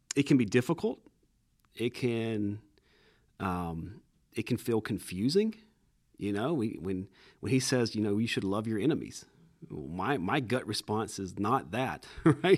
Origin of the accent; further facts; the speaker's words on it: Cordele, Georgia, United States; I'm originally from Cordial, Georgia